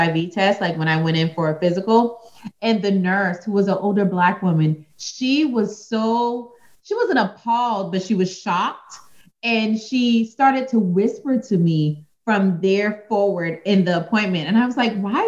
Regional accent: United States; as American women, especially as Black women

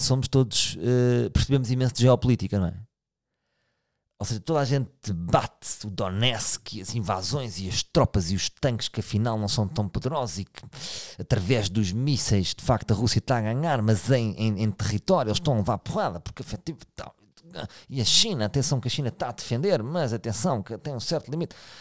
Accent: Portugal; sou português

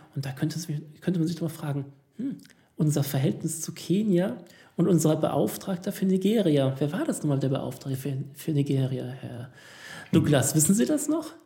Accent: Italy; hier als Italiener

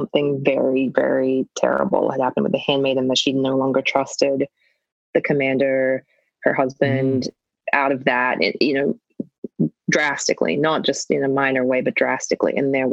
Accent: Australia; as an Australian, we say burger, order, you know, girlfriend. You don't hit the R.

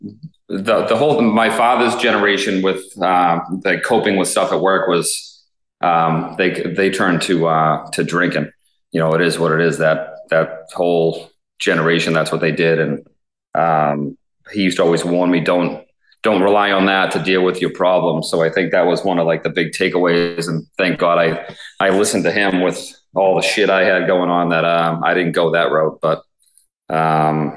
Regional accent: Braintree, Massachusetts, United States; So I've been born and raised in Braintree.

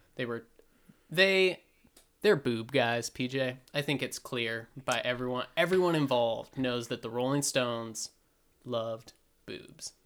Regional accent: Montana, United States; where we grew up in Montana

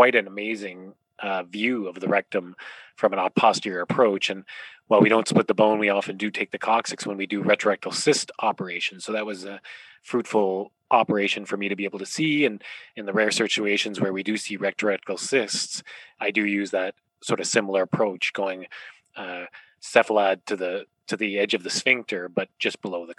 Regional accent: Ontario, Canada; moved away as an adult; also born or lived in Calgary, Canada / Toronto, Canada; now in Vancouver, Canada; I grew up in Ontario in a small town

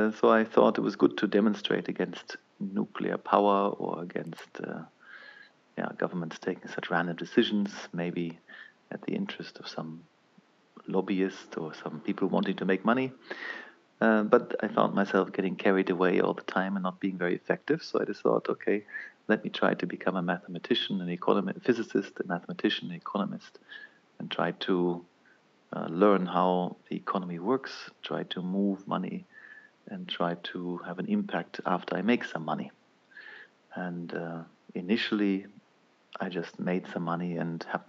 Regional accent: Mainz, Rhineland-Palatinate, Germany; I grew up in Mainz on the Rhine

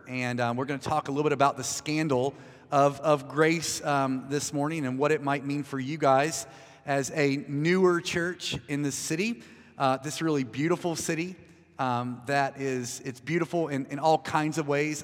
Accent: United States; I'm American

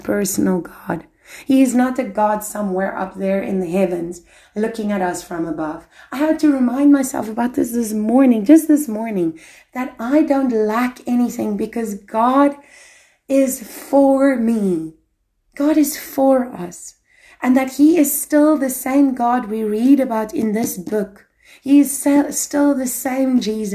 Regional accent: South Africa; moved away; I'm African, I'm South African

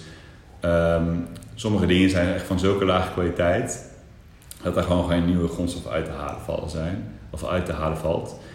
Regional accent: Eindhoven, North Brabant, Netherlands; maar ik kom wel uit Eindhoven

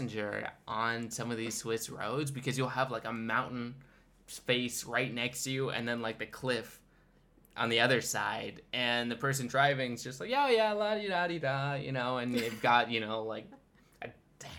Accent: United States; moved away as an adult; now in Switzerland; as an American

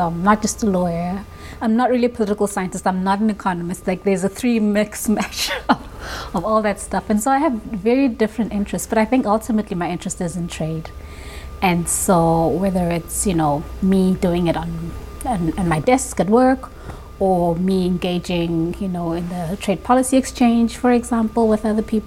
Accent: Pretoria, Gauteng, South Africa; moved away as an adult; now in Geneva, Switzerland; I'm from Pretoria originally, the capital city of South Africa.

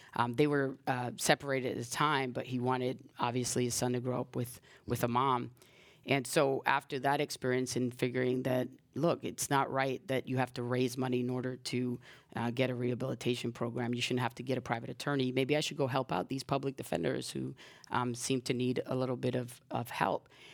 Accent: New York, United States; moved away as an adult; now in San Francisco, United States; I grew up in, in New York, in the South Bronx

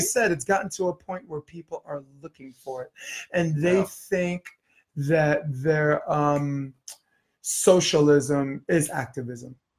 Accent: New York, United States; I'm from New York

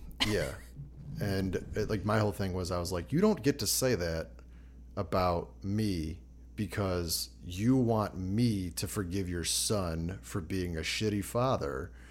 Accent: Chicago, Illinois, United States; growing up in Chicago

